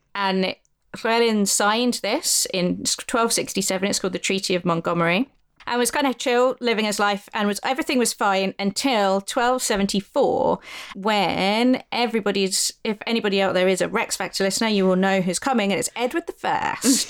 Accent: Wales, United Kingdom; as a Welsh person

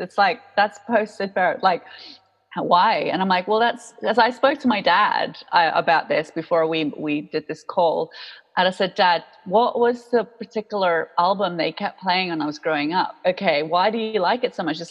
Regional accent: Jakarta, Indonesia; moved away as an adult; growing up in Jakarta

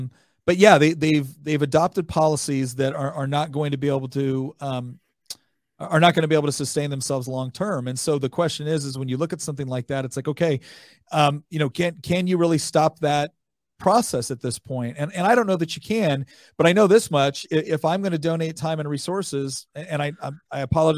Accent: California, United States; I was born and raised in California.

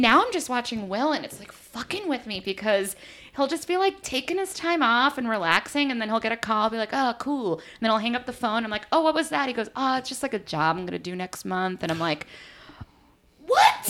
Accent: East Coast, United States; also born or lived in Los Angeles / New York; I am from the East Coast

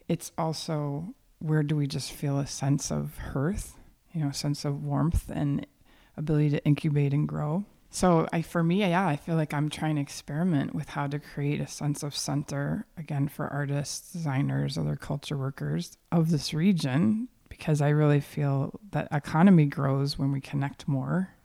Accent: Waukesha, Wisconsin, United States; moved away as an adult; also born or lived in Los Angeles; now in Milwaukee, United States; I grew up in the Milwaukee region in a town called Waukesha that I now think of as a suburb of the city of Milwaukee

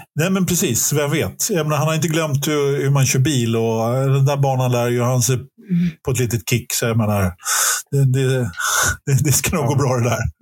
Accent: Stockholm, Stockholm County, Sweden; Jag är, jag är stockholmare i åttonde generationen. Jag är, jag är, född på Söder. Jag är inte riktigt uppväxt på Söder, men jag är uppväxt söder om Söder.

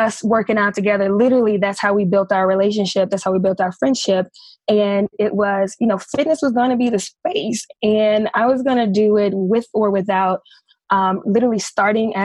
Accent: Memphis, Tennessee, United States; I was born and raised in Memphis, Tennessee

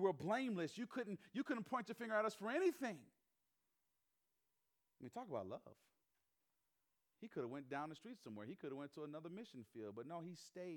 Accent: the South, United States; moved away as an adult; also born or lived in Chicago, Illinois; I'm from the South. My parents are from the Northeast. My mom's from Philly. My dad's from Jersey. They're city people living down South

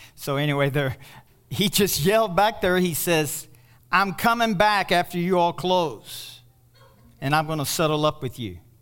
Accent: Kentucky, United States; I'm from Kentucky

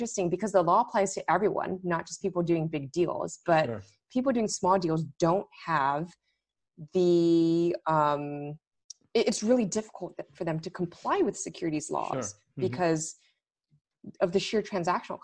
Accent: Los Angeles, California, United States; moved away as an adult; also born or lived in London / Washington, D.C.; LA, which is where I'm originally from

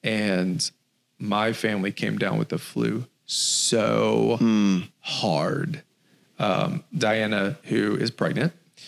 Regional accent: Minden, Louisiana, United States; moved away; In my hometown in Minden, Louisiana

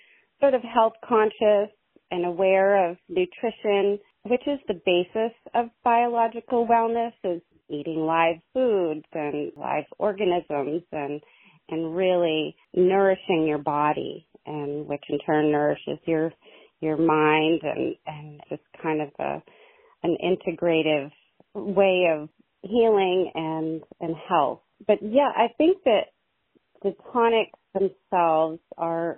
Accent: Jay, Vermont, United States; also born or lived in Montgomery, Vermont; I am from Jay, Vermont, well known for Jay Peak Resort, and I grew up there, and I moved around a bunch and then came back and settled in Montgomery

